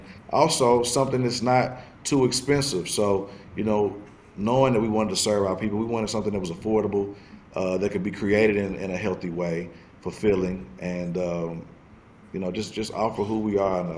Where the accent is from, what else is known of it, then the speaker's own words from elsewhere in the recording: the South, United States; growing up in the South